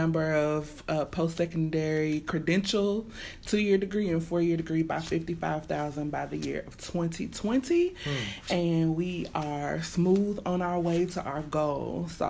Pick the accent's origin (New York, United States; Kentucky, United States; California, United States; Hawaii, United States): Kentucky, United States; Louisville; I was born and raised in Louisville. West Louisville particularly